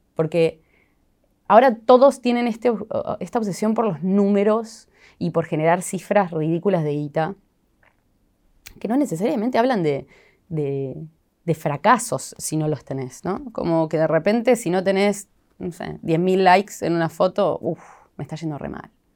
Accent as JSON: {"language": "Spanish", "town": "Sunchales", "region": "Santa Fe", "country": "Argentina", "tie": "born or raised there", "moved": "yes", "said": "Yo amo volver a Sunchales, me encanta mi pueblo."}